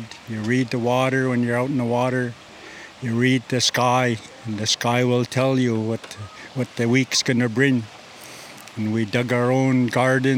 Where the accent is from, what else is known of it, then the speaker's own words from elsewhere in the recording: Vancouver Island, British Columbia, Canada; where I came from Kwamutsin.